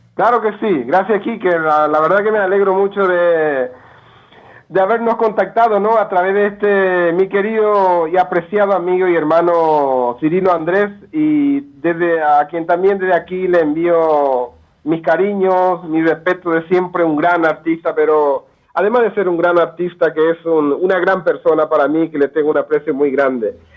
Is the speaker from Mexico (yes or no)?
no; Paraguay; moved away as an adult; also born or lived in Manitoba, Canada / Europe; now in Alberta, Canada; yo vengo del campesino de la, del Paraguay profundo, eh, nací en el campo, soy del campo